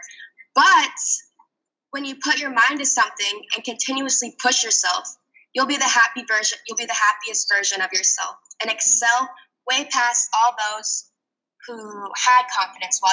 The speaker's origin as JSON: {"language": "English", "town": "Fishers", "region": "Indiana", "country": "United States", "tie": "born or raised there", "also_born_or_lived": "Florida", "moved": "as an adult", "said": "I grew up in Fishers, Indiana"}